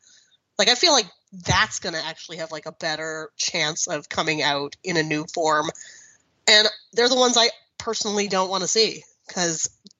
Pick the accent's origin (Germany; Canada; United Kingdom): Canada; I'm Canadian.